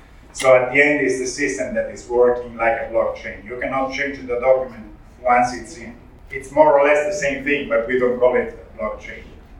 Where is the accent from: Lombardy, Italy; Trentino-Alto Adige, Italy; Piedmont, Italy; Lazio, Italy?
Lombardy, Italy; Franciacorta; English is a second language; I'm a producer from Franciacorta. My family has a long heritage in wine production. By the way, we are arrived now at the 18th generation of the family on the estate.